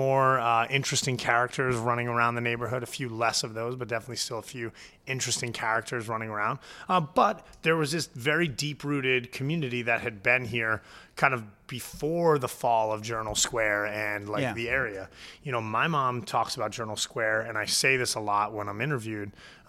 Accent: Point Pleasant, New Jersey, United States; Grew up down in Point Pleasant. So, you know, a lot of my, like, the North Jersey, like, hair gel, like, you know, super bro shit, like, didn't, it got milded out by growing up at the beach

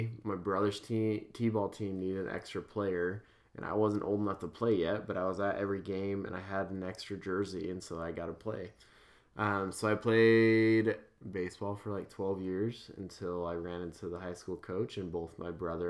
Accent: Boise, Idaho, United States; So I was born and raised in Boise, Idaho.

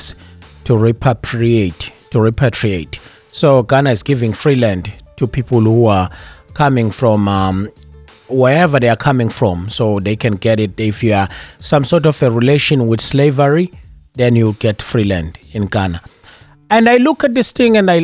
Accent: South Africa; now in Danbury, United States; me, who's born in South Africa

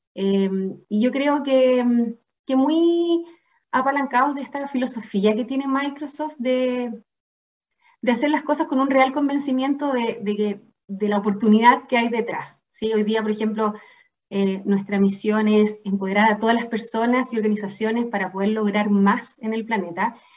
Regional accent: Chile; also born or lived in England; soy chilena y he tenido la fortuna de vivir casi toda mi vida acá en Chile

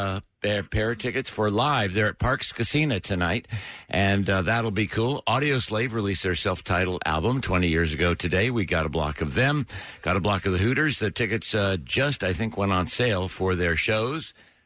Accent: a little town outside of San Francisco, California, United States; a little town I grew up in outside of San Francisco.

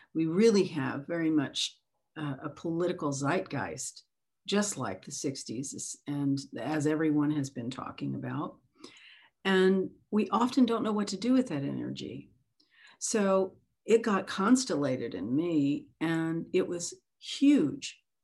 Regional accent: the South, United States; growing up in the South on an opposite side of the tracks

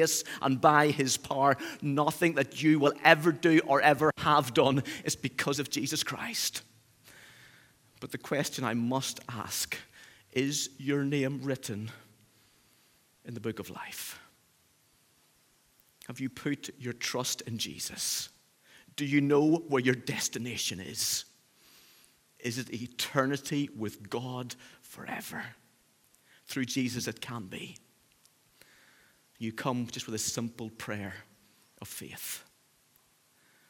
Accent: Northern Ireland, United Kingdom; accent: Northern Irish; now in Cheshire, United Kingdom; my Northern Irish roots

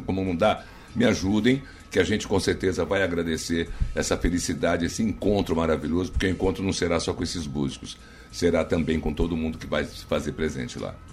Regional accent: Rio de Janeiro, Brazil; moved away as an adult; also born or lived in São Paulo; now in Maranhão, Brazil; no Rio de Janeiro que é minha terra

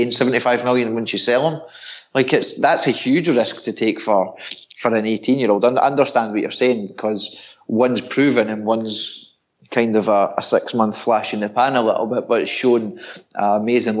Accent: Scotland, United Kingdom; I'm Scottish

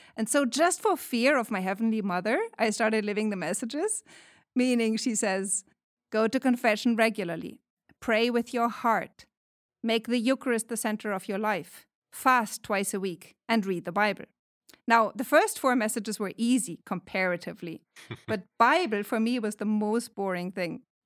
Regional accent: Germany; moved away as an adult; now in California, United States; I am from Germany, but I teach at Saint Patrick's Seminary and University since twenty eighteen

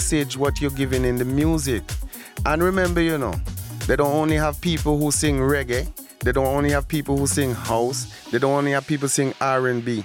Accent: Antigua & Barbuda; moved away; I'm originally from Antigua and Barbuda

